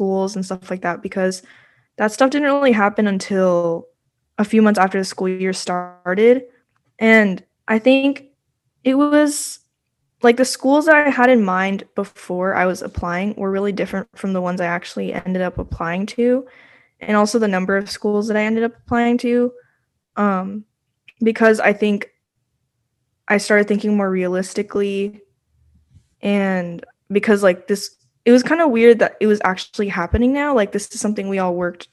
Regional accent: Virginia, United States; I'm a senior from Virginia

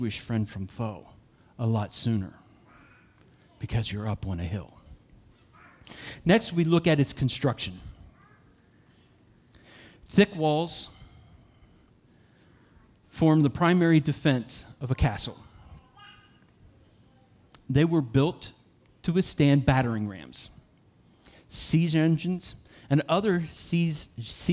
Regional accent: Uniontown, Pennsylvania, United States; also born or lived in Somerset, Pennsylvania; I grew up in Uniontown, Somerset in Uniontown, Pennsylvania

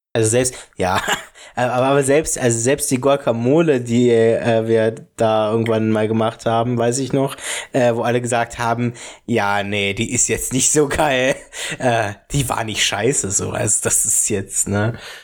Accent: Falkensee, Brandenburg, Germany; Ich komme ja aus dem Kirchenkreis ähm, äh, Falkensee

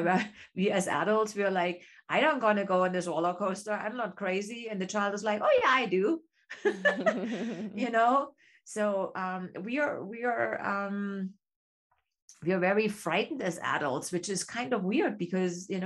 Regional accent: East Germany, Germany; English is a second language; moved away as an adult; me growing up in East Germany, I had two options what I could become

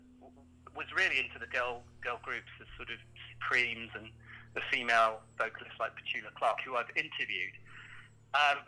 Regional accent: around Bristol, South West England, United Kingdom; also born or lived in London; now in Australia; I was born in North London, but I spent most of my time living in the southwest of England.

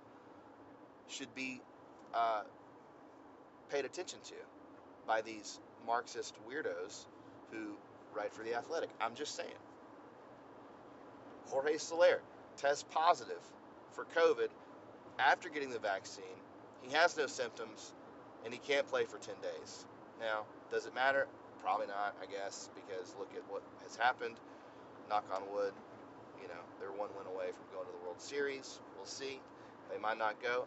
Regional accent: Georgia, United States; I'm from Georgia

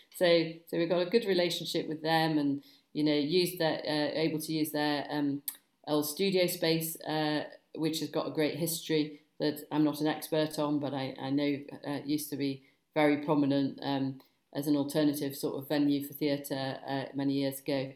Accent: Chester, North West England, United Kingdom; I'm actually from Cheshire originally. So I came, you know, Manchester area, Chester, went to school in Chester

